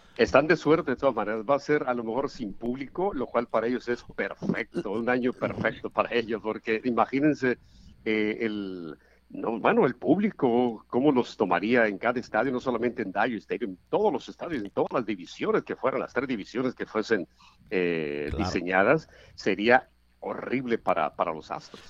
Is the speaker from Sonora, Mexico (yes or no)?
no; El Roble, Sinaloa, Mexico; moved away; yo crecí en el, en el Roble, básicamente, hasta mi edad de 14, 15 años